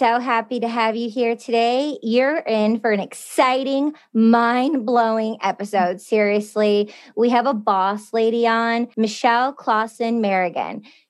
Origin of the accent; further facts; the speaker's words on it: Michigan, United States; I'm originally from Michigan.